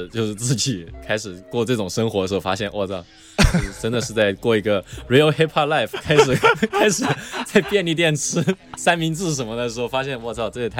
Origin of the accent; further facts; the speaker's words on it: Chengdu, Sichuan, China; now in United States; 原来我听纯粹是出于我是成都人这一点，就是呃，如果是成都人就会喜欢听成一些成都的说唱，你懂吗？